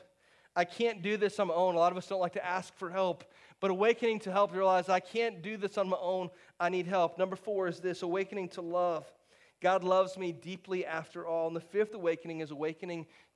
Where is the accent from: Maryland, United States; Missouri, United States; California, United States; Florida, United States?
Florida, United States; St. Petersburg; I grew up not far from here. I grew up in St. Pete, about an hour and a half from here